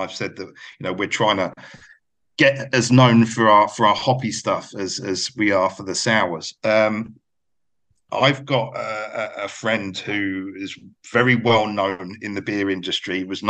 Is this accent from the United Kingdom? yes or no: yes; United Kingdom; moved away; obviously my accent gives it all away, but I've actually lived, maybe you've gathered by me telling you of where I've lived and stuff, that I've lived longer out of the UK than I ever lived there.